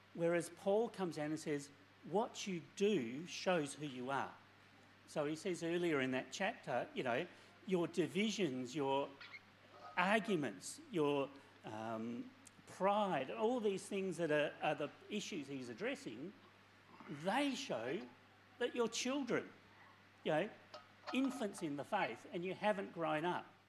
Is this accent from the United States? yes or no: no; Maddington, Western Australia, Australia; also born or lived in England; I English by birth, so quality heritage. Uh, um, came to Australia as just a, a, little tyke, and for most of my years, I grew up in Maddington